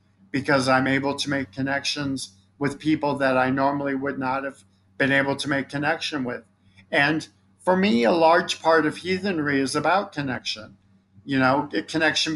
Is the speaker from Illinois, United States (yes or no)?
yes; Chicago, Illinois, United States; I'm from Chicago